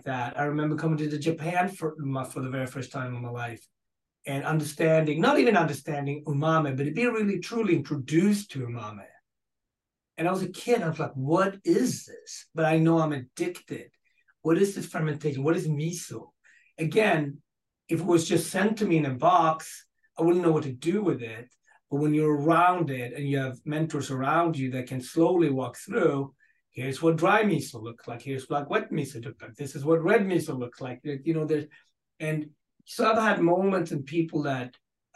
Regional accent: Gothenburg, Västra Götaland, Sweden; moved away as an adult; where I grew up in Gothenburg

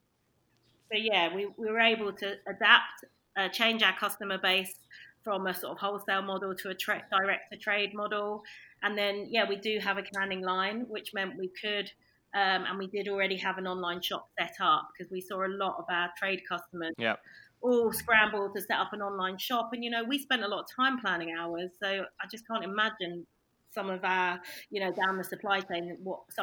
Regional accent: London, United Kingdom; moved away as an adult; now in Norfolk, United Kingdom; I'm a Londoner

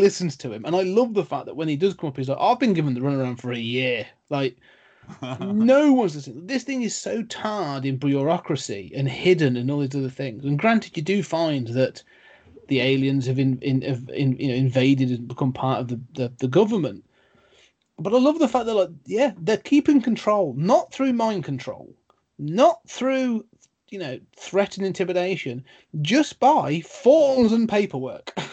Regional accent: United Kingdom; being British

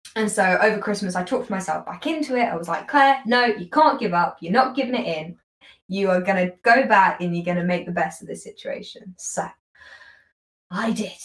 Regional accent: United Kingdom; accent: British; as a British person, as I say in my most British accent

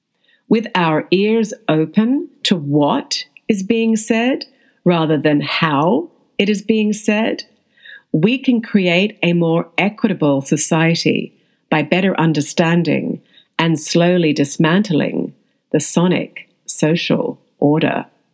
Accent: Australia; As an Australian, I had changed my accent to RP and was cast as a lawyer, a member of the aristocracy, or someone of means.

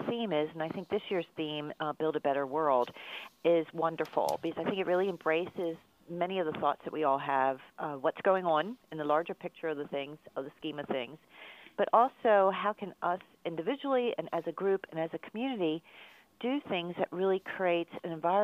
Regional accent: Baltimore, Maryland, United States; accent: Baltimore; my Baltimore accent

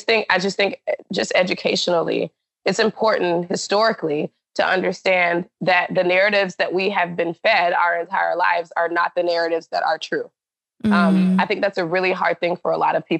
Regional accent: Alabama, United States; moved away as an adult; also born or lived in Florida / Hawaii; now in Seattle, United States; in my hometown in Alabama

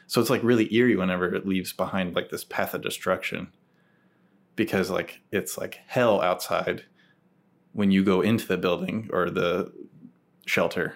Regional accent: Tigard, Oregon, United States; moved away as an adult; also born or lived in Oklahoma City / Portland; I grew up in Tigard

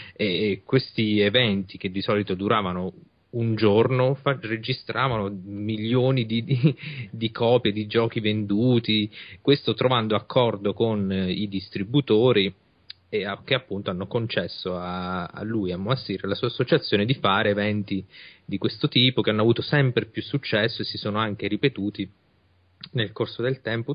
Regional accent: Italy; noi invece in Italia abbiamo il problema opposto, siamo un paese vecchio

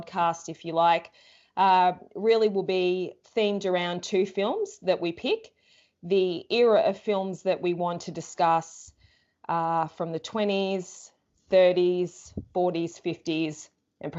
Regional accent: Melbourne, Victoria, Australia; We're both from Melbourne, Australia

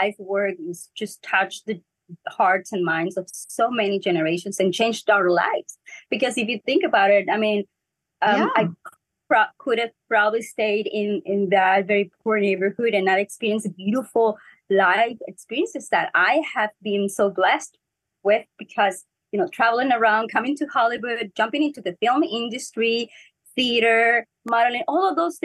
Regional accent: Ensenada, Baja California, Mexico; first language Spanish; English is a second language; moved away as an adult; now in Los Angeles, United States; we are from Ensenada, Mexico, which is an amazing port.

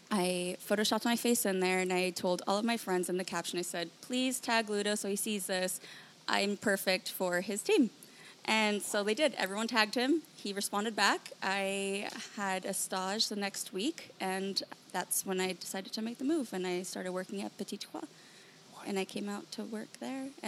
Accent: Palm Springs, California, United States; moved away as an adult; now in Los Angeles, United States; born and raised in Palm Springs.

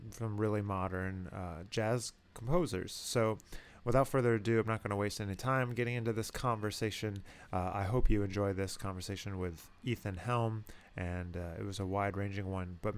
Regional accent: Rochester, New York, United States; Rochester as somebody who grew up there.

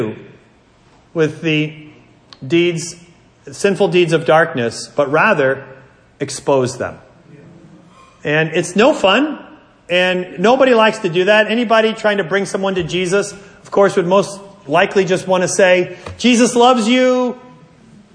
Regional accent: New Jersey, United States; I'm from New Jersey

